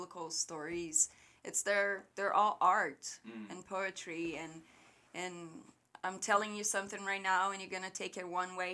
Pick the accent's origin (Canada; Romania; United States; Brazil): Brazil; Rio Grande do Sul; English is a second language; moved away; I was born and raised in the very south of Brazil